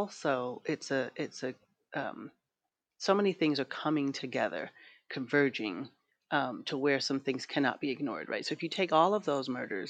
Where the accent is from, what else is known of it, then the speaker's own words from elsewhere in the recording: London, United Kingdom; accent: British; also born or lived in Brooklyn, New York, United States; now in Los Angeles, United States; I grew up in London. I was like always one of the like two black people in my school. And then I moved from London to Brooklyn, New York